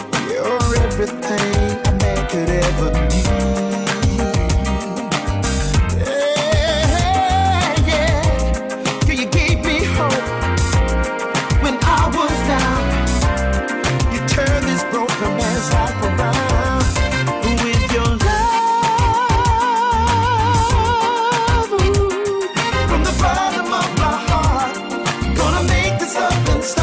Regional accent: Melksham, South West England, United Kingdom; Growing up in Melsham Town, I used to listen to Robbie Vincent

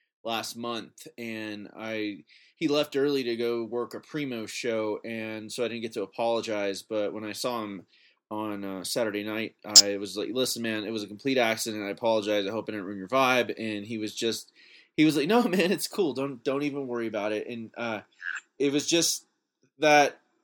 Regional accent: Oklahoma, United States; I'm from Oklahoma.

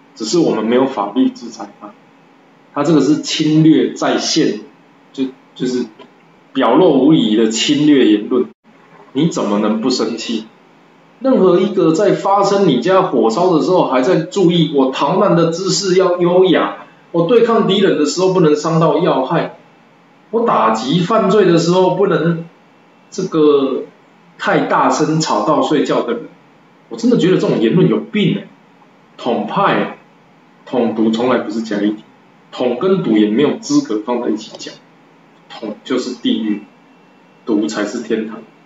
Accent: Taiwan; 我是台湾人，我想要让台湾更好

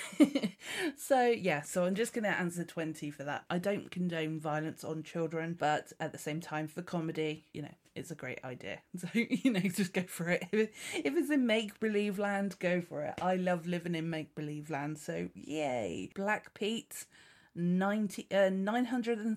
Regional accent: Dorset, South West England, United Kingdom; I'm from Dorset. I'm very, very pleased to say that I haven't got the Dorset accent

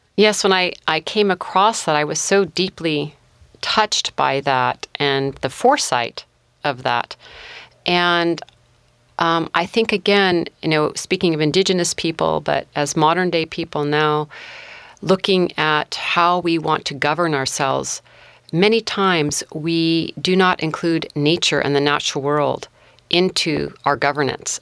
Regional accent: Mendocino County, California, United States; also born or lived in Humboldt County, California; I grew up in Mendocino County and also Humboldt County

